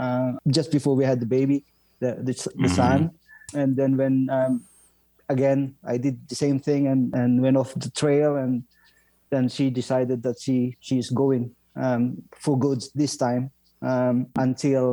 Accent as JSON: {"language": "English", "region": "northern Philippines", "country": "Philippines", "tie": "born or raised there", "also_born_or_lived": "London, United Kingdom", "moved": "as an adult", "lives_now": "Ottawa, Canada", "said": "I was born in the Philippines, Howard, and I left home when I was 18 years old, I guess, 19"}